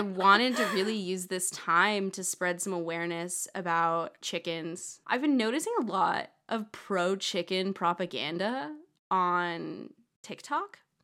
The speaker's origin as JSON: {"language": "English", "town": "Boulder", "region": "Colorado", "country": "United States", "tie": "born or raised there", "said": "Boulder, but that's my hometown."}